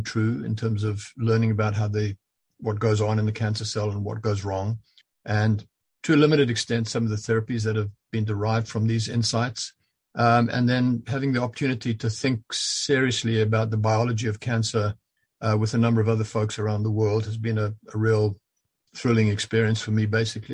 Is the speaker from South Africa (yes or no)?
yes; South Africa; moved away as an adult; also born or lived in Zambia; now in London, Canada; I lived much of my life in South Africa at school, but also Central Africa and what was then Northern Rhodesia and became Zambia